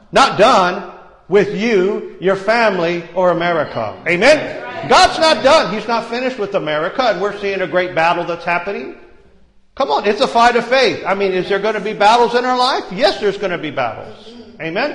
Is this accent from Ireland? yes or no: yes; Ireland; I'm Irish